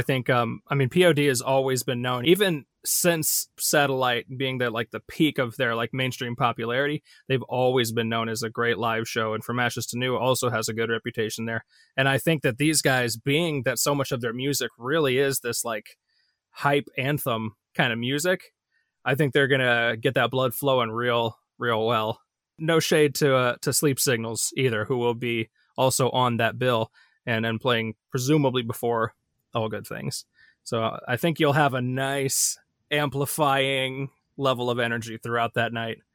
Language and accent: English; Midwest, United States; I'm really a Midwesterner